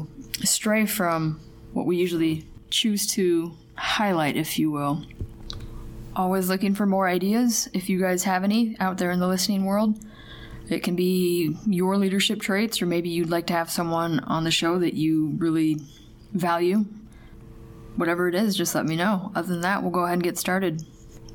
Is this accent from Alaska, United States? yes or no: yes; Alaska, United States; moved away; I'm from Alaska